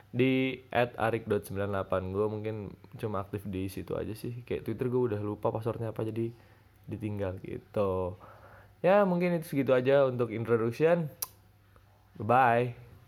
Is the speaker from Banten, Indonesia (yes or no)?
yes; Tangerang, Banten, Indonesia; moved away as an adult; also born or lived in Jakarta; now in Solo, Indonesia; gua orang Tangerang aslinya. Lahir di Ja, lahir Jakarta, terus la, besar di Tangerang, dan gua sekarang kuliah di Solo